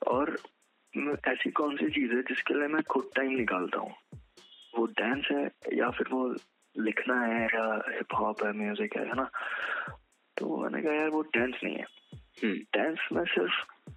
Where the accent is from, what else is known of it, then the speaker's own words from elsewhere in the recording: Kashipur, Uttarakhand, India; मैं एक छोटे टाउन से बिलोंग करता हूँ उत्तराखंड okay. में काशीपुर नाम का शहर है वहाँ से